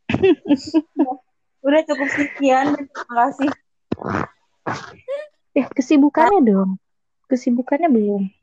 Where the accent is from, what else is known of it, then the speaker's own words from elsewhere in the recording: Jakarta, Indonesia; born there; gue lahir masih di Jakarta